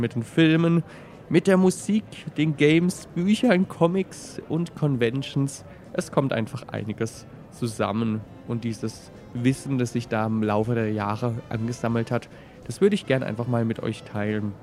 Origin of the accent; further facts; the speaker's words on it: Baden and Swabia, Baden-Württemberg, Germany; accent: mixed Badisch and Swabian; mit meinem speziellen Dialekt aus Badisch und Schwäbischen. Ich habe das Gefühl, es hat sich mittlerweile so ein bisschen vermischt.